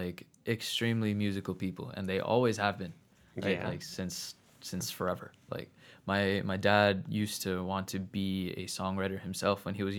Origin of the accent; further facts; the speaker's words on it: New Jersey, United States; also born or lived in Queens, United States; Yeah, pretty much. But yeah, so we moved to Central New Jersey when I was like 6.